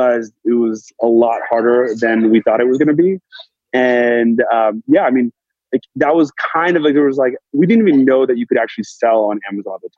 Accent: Danville, California, United States; moved away as an adult; also born or lived in San Francisco / New York; now in Los Angeles, United States; So I grew up in the Bay Area and Danville, and then ended up living there most of my life.

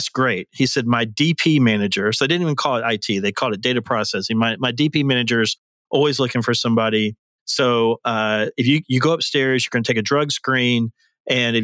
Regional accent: Birmingham, Alabama, United States; moved away as an adult; also born or lived in Auburn, Alabama; now in Nashville, United States; I'm from Birmingham, Alabama originally, although I've been in Nashville now for about 31 years

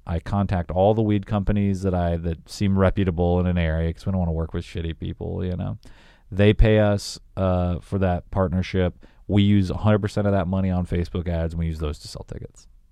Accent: Augusta, Georgia, United States; moved away as an adult; also born or lived in Wichita, Kansas; I moved from Augusta, Georgia to Wichita, Kansas, Wichita was, like, four times more populated than where I grew up

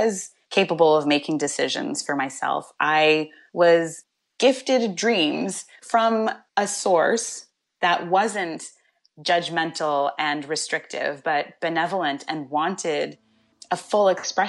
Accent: Coquitlam, British Columbia, Canada; Well, actually, I spent some time growing up in Coquitlam, which is in the Lower Mainland, so maybe about 20 minutes outside of Vancouver.

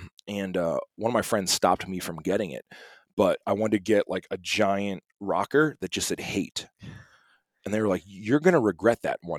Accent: East Coast, United States; now in Montana, United States; I'm from the East Coast.

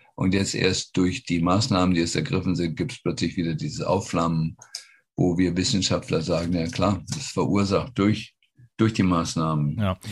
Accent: Germany; now in United States; als Deutsche

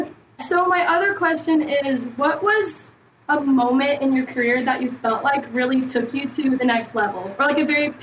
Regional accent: Huntsville, Alabama, United States; moved away as an adult; now in Lincoln, United States; So I'm currently a student at the University of Nebraska, so I'm in Lincoln, but I'm from Huntsville, Alabama.

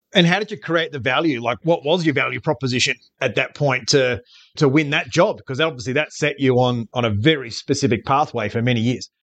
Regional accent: Queensland, Australia; as a Queenslander

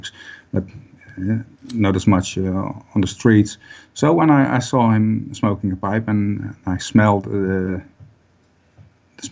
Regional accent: Netherlands; born and raised. Yep. I'm living in the Netherlands for 50 years now

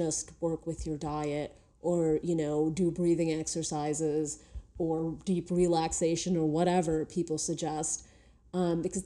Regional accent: New York City, New York, United States; just being a New Yorker

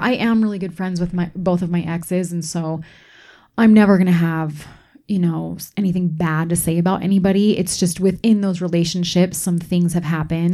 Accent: East Coast, United States; moved away; I grew up on the East Coast, so I didn't grow up here.

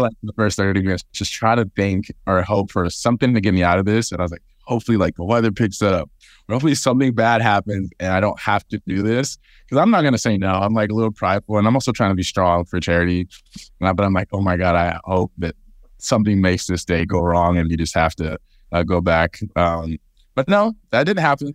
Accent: Fresno, California, United States; my hometown of Fresno

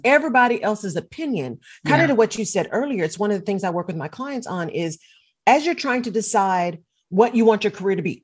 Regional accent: Texas, United States; also born or lived in Barcelona; I'm a Texan

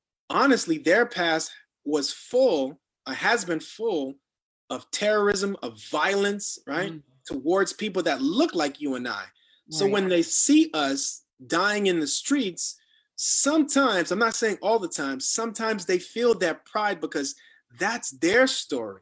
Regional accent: South Florida, United States; moved away; a Black man in America, growing up in South Florida, having an opportunity to live outside of Florida

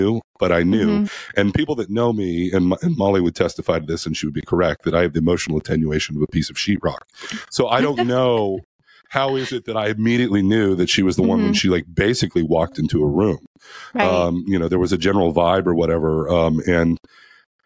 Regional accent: Oregon, United States; I'm from Oregon

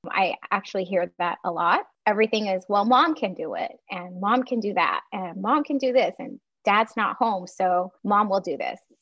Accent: Taiwan; moved away as an adult; now in United States; I grew up in Taiwan.

